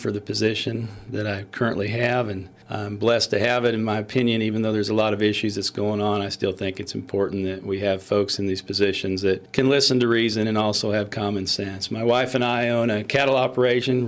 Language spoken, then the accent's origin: English; Iowa, United States; now in Missouri, United States; I'm originally from Iowa. I grew up on a family farm in Iowa